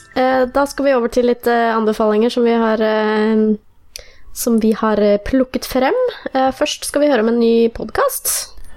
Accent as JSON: {"language": "Norwegian", "town": "Fredrikstad", "region": "Østfold", "country": "Norway", "tie": "born or raised there", "said": "min hjemby Fredrikstad"}